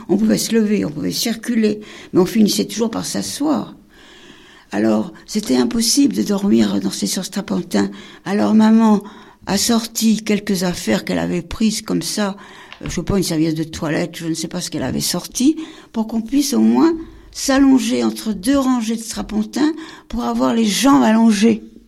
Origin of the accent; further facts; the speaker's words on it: Paris, Île-de-France, France; On traverse Paris, on connaît Paris, on est parisienne